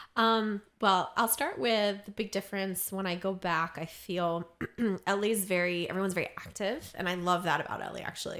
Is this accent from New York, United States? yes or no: no; Maryland, United States; now in Los Angeles, United States; I'm from Maryland.